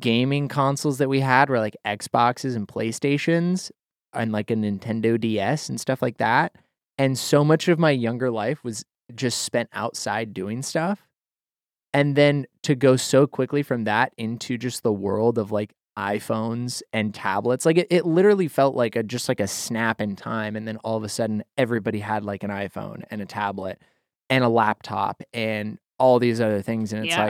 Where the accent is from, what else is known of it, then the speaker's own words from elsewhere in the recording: Idaho, United States; At the house that I spent most of my formative years growing up in Idaho, there was a corkscrew willow tree in the front yard.